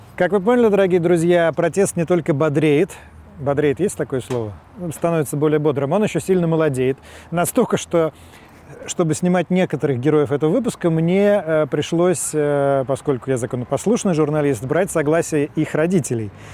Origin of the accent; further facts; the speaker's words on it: Moscow, Russia; Я как гражданин, как человек – как москвич